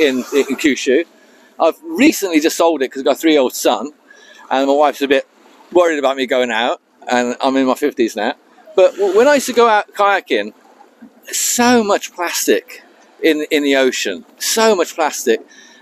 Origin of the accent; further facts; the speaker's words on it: Devon, South West England, United Kingdom; also born or lived in Birmingham; now in Fukuoka, Japan; I was born in Birmingham, but I was raised in Devon, the southwest.